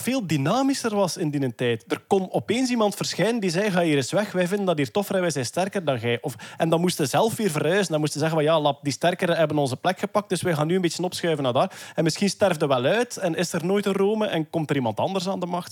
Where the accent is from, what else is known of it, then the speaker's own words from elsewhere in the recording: Flanders, Belgium; als Vlaming van onze of voorgaande generaties